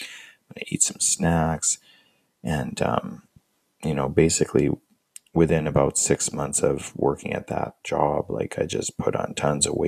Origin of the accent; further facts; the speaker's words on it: Canada; moved away as an adult; also born or lived in United States; I'm from Canada and I was living in the States as an international student